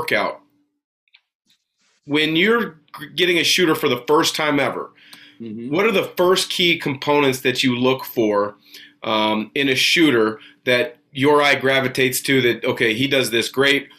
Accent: United States; I grew up in the Vancouver, Portland area

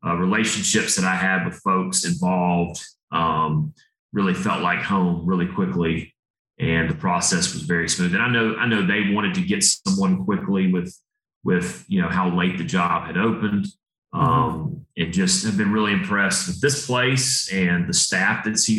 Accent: Atlanta, Georgia, United States; also born or lived in Chattanooga, Tennessee; now in Knoxville, United States; We moved to Atlanta when I was young

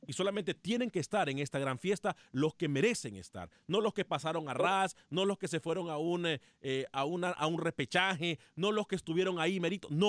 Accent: Mexico; Eh, por eso no los quiero en mi país, en México.

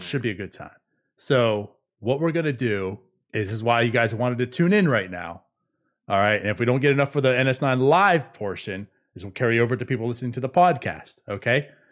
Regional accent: Pittsburgh, Pennsylvania, United States; now in Jacksonville, United States; I'm originally from the Pittsburgh area

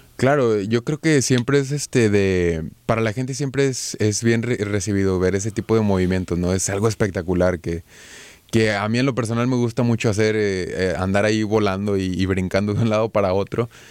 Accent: Monterrey, Nuevo León, Mexico; Yo soy de Monterrey

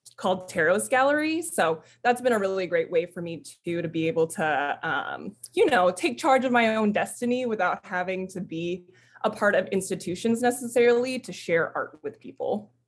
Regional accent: United States; now in San Diego, United States; I'm Filipino, first generation Filipino American. Both my parents emigrated to the States

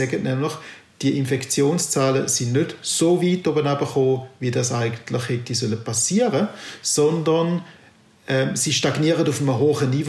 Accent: St. Gallen, Switzerland; Ich bin St. Galler und ich bin doch auch sehr erstaunt gewesen

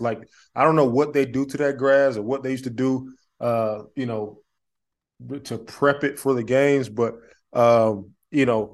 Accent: Montgomery, Alabama, United States; also born or lived in Lexington, Kentucky; I'm from Alabama, man. I'm from Montgomery

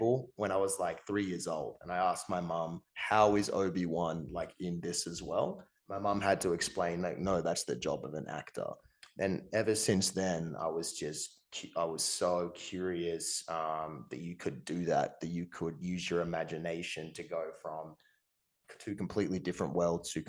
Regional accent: Tasmania, Australia; growing up in Tasmania

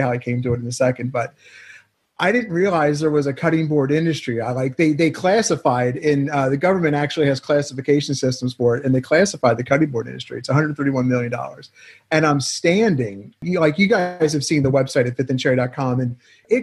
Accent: Pennsylvania, United States; moved away; I'm from Pennsylvania.

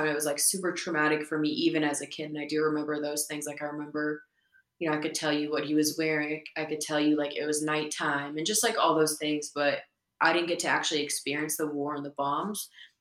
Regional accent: Idaho, United States; also born or lived in Kosovo / Berlin, Germany; growing up in Idaho

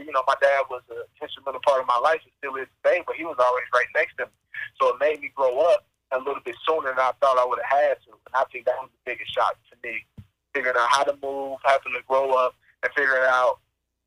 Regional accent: Dayton, Ohio, United States; moved away as an adult; also born or lived in Illinois; I grew up in Dayton, Ohio.

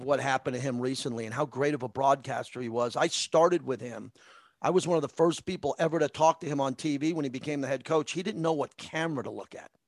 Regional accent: Massapequa, New York, United States; I grew up in Massapequa

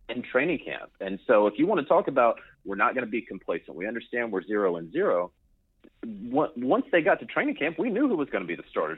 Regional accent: Charlotte, North Carolina, United States; I'm from the Charlotte area

